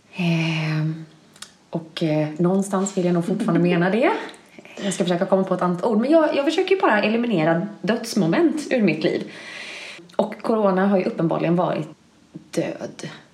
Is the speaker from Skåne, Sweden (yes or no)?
no; Bankeryd, Jönköping County, Sweden; also born or lived in Linköping; now in Malmö, Sweden; säger jag Jönköping, Jönköping för att folk ska mm. förstå vart jag är från Bankeryd